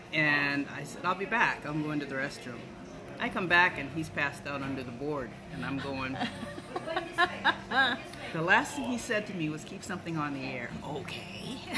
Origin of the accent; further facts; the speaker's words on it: Ohio, United States; now in Maui, United States; I am from Ohio.